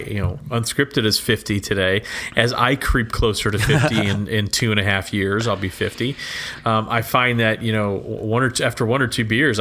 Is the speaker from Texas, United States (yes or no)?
yes; Texas, United States; I grew up in Texas